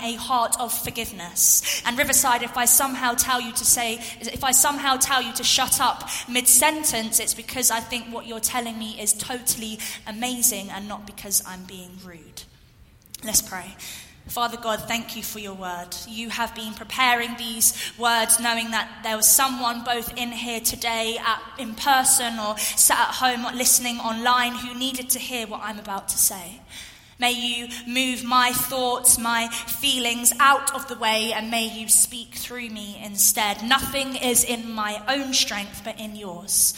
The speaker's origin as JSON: {"language": "English", "region": "London", "country": "United Kingdom", "tie": "born or raised there", "moved": "as an adult", "lives_now": "Essex, United Kingdom", "said": "I grew up in London, back in the UK, and then moved to an area just outside of London about 4 years ago to an area called Essex."}